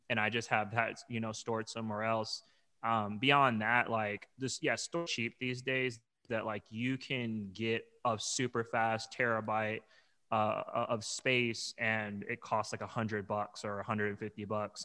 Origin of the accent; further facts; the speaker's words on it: Long Beach, California, United States; also born or lived in Arizona; now in New York, United States; I'm originally from Long Beach, California, and I lived in Arizona for many years, and I moved to New York, uh, almost three years ago.